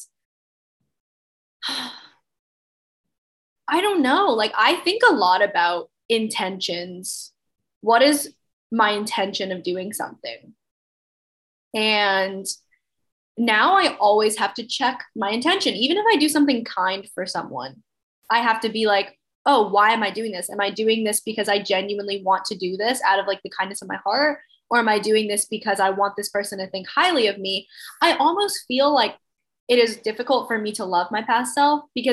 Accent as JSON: {"language": "English", "region": "Mississippi", "country": "United States", "tie": "born or raised there", "moved": "yes", "said": "I grew up in Mississippi"}